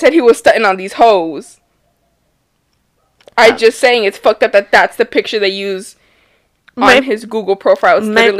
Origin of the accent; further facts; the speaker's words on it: United States; Well, so listen, we're American